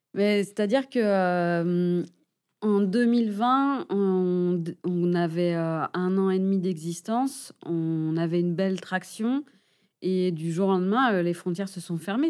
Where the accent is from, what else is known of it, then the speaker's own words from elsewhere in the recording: Angers, Pays de la Loire, France; moved away as an adult; also born or lived in Dijon / Paris / Monterrey, Mexico / Basque Country; now in Biarritz, France; je suis originaire d'Angers